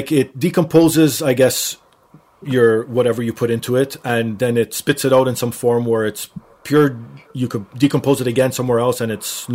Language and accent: English; Canada; also born or lived in Portugal; I sort of lived in Portugal for a year, and my parents are Portuguese, but I was born here in Canada